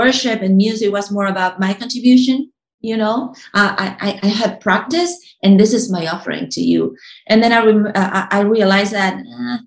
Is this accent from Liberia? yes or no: no; Uruguay; moved away; when I was a kid in Uruguay, I was born in Uruguay